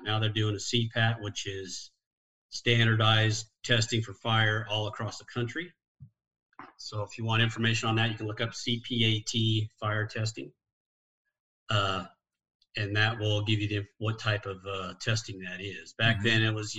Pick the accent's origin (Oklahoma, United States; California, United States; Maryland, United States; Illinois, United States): Illinois, United States; born there; also born or lived in Washington; Lived in Washington for 12 years, but I was born in Illinois and I graduated high school in Illinois. But I only lived in Illinois for 5 years.